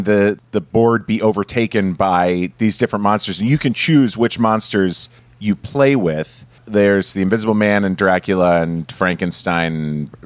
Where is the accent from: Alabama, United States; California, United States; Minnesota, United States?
Minnesota, United States; I grew up in Minnesota